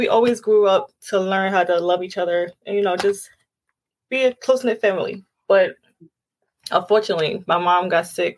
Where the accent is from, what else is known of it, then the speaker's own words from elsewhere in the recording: New York City, New York, United States; now in Long Island, United States; I'm originally from Brooklyn, New York